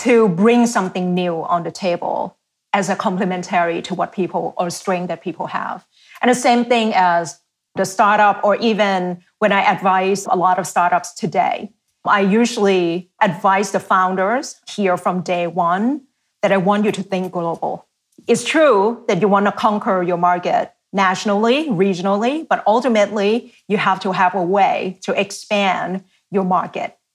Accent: Thailand; English is a second language; moved away as an adult; now in United States; I've been here in the US for half of my life, grew up in Asia half of my life, now here half of my life

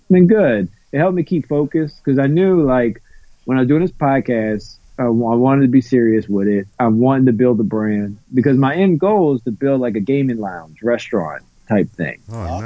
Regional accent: New Orleans, Louisiana, United States; I'm from New Orleans because mm. basically I am but I'm kind of right outside of the actual city limits.

